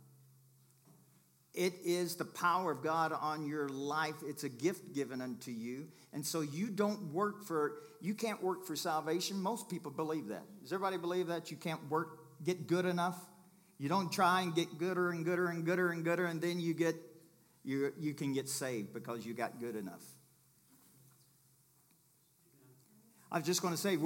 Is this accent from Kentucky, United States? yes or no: yes; Kentucky, United States; I'm from Kentucky